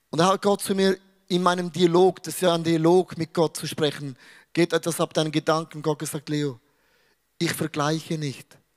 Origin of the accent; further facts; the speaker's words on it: Switzerland; Weil ich bin ein Schweizer. Ich schaue Dinge sehr neutral an.